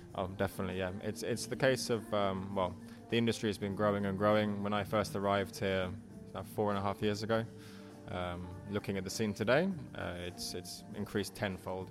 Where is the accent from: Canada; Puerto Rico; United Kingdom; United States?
United Kingdom; England; moved away as an adult; now in Helsinki, Finland; i grew up in England. I'm of Irish parents.